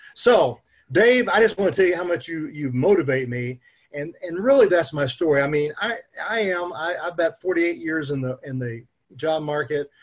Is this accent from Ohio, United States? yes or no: no; Oklahoma City, Oklahoma, United States; I'm from Oklahoma